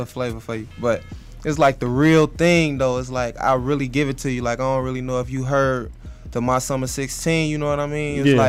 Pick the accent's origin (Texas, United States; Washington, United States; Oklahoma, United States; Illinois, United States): Illinois, United States; Chicago; I'm from Chicago. You already know that. I'm from 64th and Justine, 63rd.